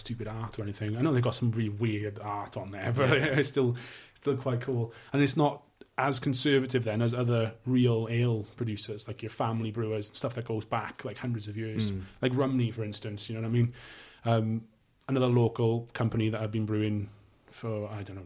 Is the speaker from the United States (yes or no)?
no; Welsh, Wales, United Kingdom; I'm Welsh